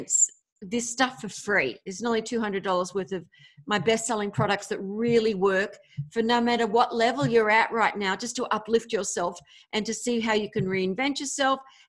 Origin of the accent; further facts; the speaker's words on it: Australia; also born or lived in America; now in United States; another Aussie Sheila